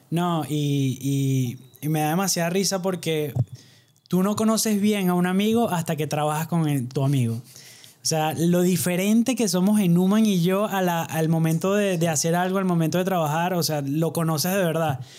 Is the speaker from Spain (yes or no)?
no; Barquisimeto, Lara, Venezuela; somos de pueblo, no nos pidan mucho. Somos este barquisimeto de Venezuela